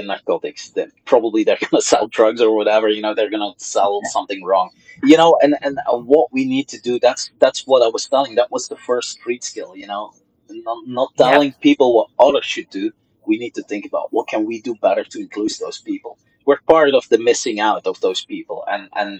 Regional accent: Flanders, Belgium; first language Dutch (Flemish); English is a second language; now in Brussels, Belgium; my mother tongue is Dutch, is Flemish

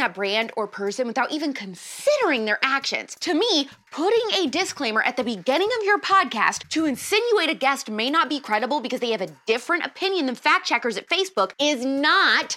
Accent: Indiana, United States; moved away; Indiana where I'm from and where my family's from

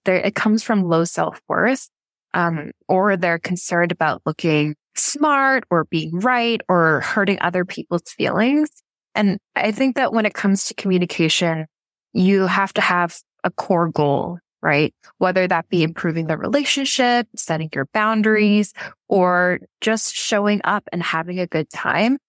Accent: Vancouver, British Columbia, Canada; moved away as an adult; also born or lived in South Korea / Vietnam; so I'm from Vancouver, Canada, but I haven't actually lived there in over nine years

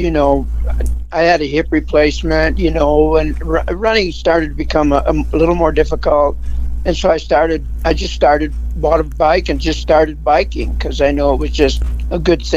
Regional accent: Wisconsin, United States; now in Salt Lake City, United States; I grew up in Wisconsin. I was born and raised in Wisconsin.

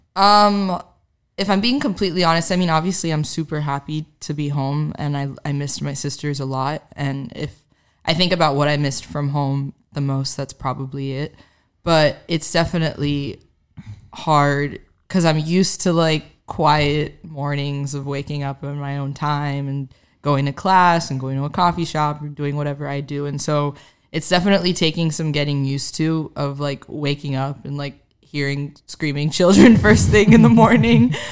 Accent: Miami, Florida, United States; moved away as an adult; now in Nashville, United States; growing up in Miami

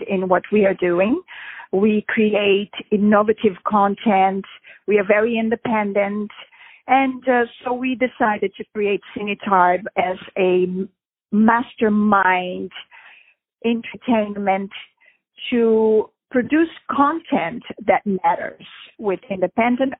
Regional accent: Brazil; moved away as an adult; also born or lived in Europe; I grew up in Brazil

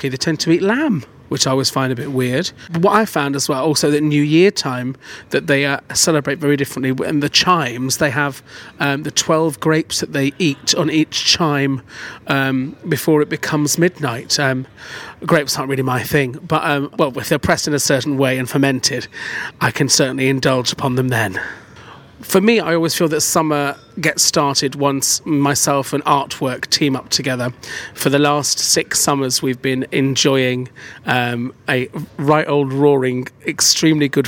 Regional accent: Manchester, North West England, United Kingdom; I'm originally from Manchester

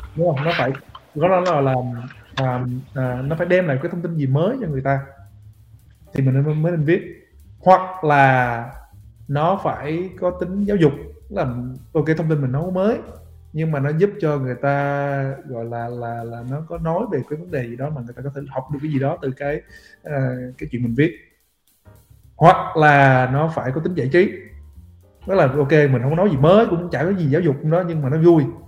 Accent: Vietnam; mình là người Việt biết tiếng Việt

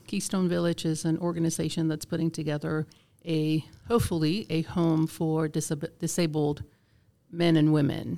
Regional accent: Vieques, Puerto Rico; first language Spanish; English is a second language; also born or lived in Georgia, United States; now in Cherokee County, Georgia, United States; I was born and raised in a small island off the coast of Puerto Rico called Vieques

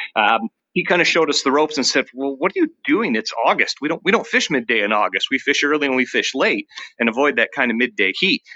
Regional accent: Michigan, United States; moved away as an adult; also born or lived in New Mexico; now in Viroqua, United States; somebody who grew up in, in Michigan

